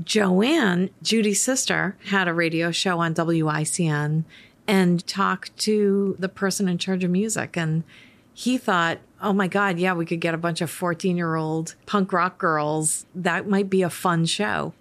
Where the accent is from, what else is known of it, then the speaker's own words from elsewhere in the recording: Worcester, Massachusetts, United States; So I grew up in Worcester, Massachusetts, and I grew up in an Irish Catholic family.